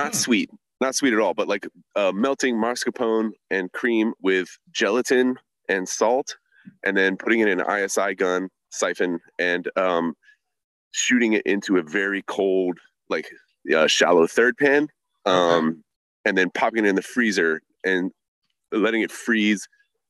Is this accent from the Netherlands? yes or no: no; Virginia Beach, Virginia, United States; also born or lived in New York; I was born in New York, but I grew up in Virginia Beach